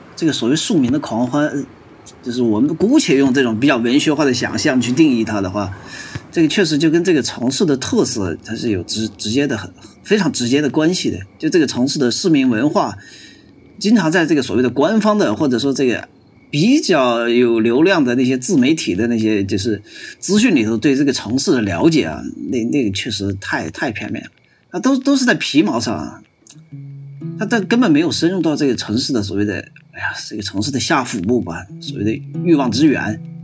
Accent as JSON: {"language": "Chinese", "region": "northern China", "country": "China", "moved": "yes", "lives_now": "Chengdu, China", "said": "我们是北方人嘛"}